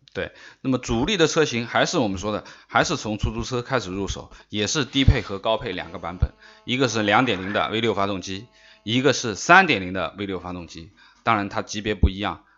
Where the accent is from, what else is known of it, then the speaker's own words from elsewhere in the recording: China; 我们中国人